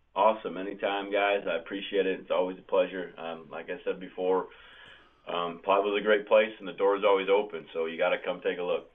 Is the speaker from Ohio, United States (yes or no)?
no; Wisconsin, United States; When you're from the state and you're a cheesehead and you're born and raised on Brett Favre and the Green Bay Packers